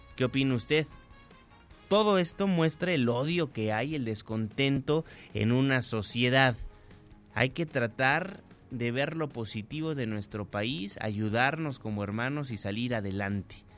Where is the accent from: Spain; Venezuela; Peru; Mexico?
Mexico; todos somos mexicanos